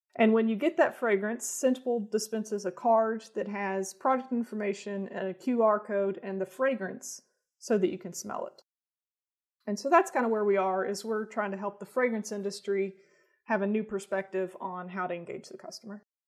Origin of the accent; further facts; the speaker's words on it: Bowling Green, Kentucky, United States; moved away as an adult; now in Lexington, United States; I grew up in Bowling Green, Kentucky, uh, and then moved here for college and stuck around.